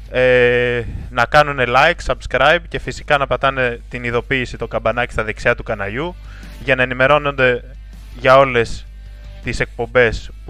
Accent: Greece; πώς βλέπουμε και εμείς ως Έλληνες εθνικιστές αυτή τη βιτρίνα

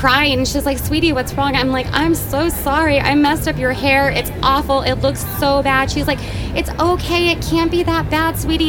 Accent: Tucson, Arizona, United States; I'm from Tucson, Arizona

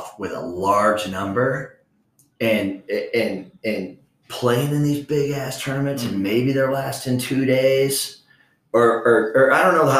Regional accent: Florida, United States; when I was growing up in Florida playing ball

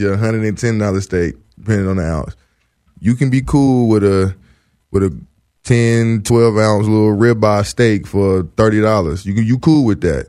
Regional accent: the South, United States; now in Los Angeles, United States; I'm from the South

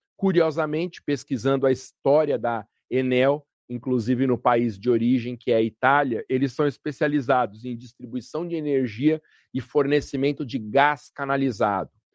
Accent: Guarulhos, São Paulo, Brazil; o município de Guarulhos, por exemplo, minha terra natal

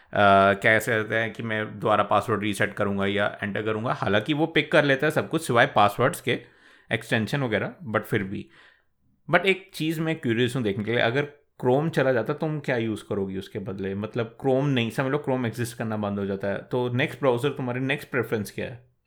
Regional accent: India; हम इंडियन हैं सारे

